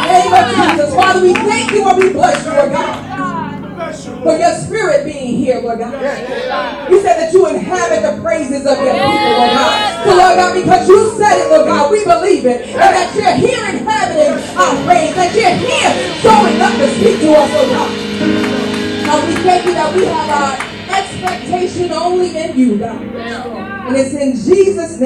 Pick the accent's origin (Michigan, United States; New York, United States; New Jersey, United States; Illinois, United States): New Jersey, United States; North; moved away; I'm originally from New Jersey, from North New Jersey. And this is the church that I grew up